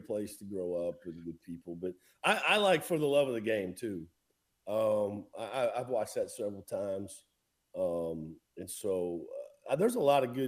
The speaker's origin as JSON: {"language": "English", "region": "Iowa", "country": "United States", "tie": "born or raised there", "moved": "yes", "said": "that's from my home state."}